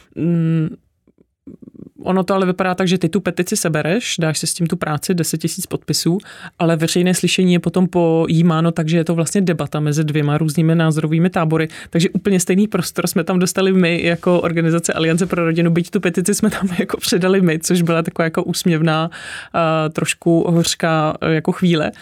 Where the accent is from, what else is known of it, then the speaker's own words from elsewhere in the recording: Ústí nad Labem, Ústí nad Labem Region, Czechia; now in Prague, Czechia; Já jsem původně z Ústí nad Labem, takže takový severský uhelný husákovo dítě